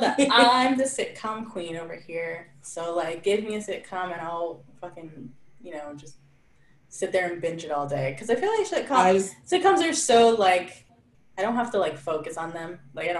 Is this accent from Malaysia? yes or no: no; Canada; I'm Canadian.